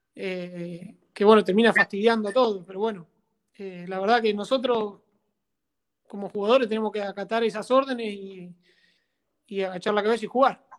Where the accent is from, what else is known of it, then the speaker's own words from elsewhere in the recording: San Antonio de Areco, Buenos Aires Province, Argentina; Mi idea es venirme a mi pueblo, acá en San Antonio de Areco, eh, y bueno, quedarme a vivir acá, por ahí entrenar a algunos chicos de acá, de, un club donde yo jugaba acá cuando era muy chiquito